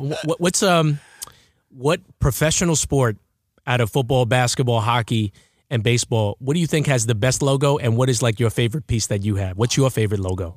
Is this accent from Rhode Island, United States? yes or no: no; Baldwin, New York, United States; I'm from Baldwin